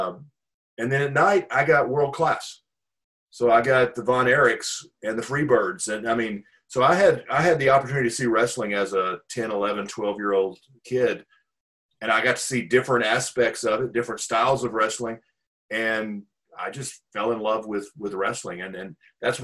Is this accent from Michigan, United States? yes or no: no; Pine Bluff, Arkansas, United States; now in Dallas, United States; I grew up in Pine Bluff, Arkansas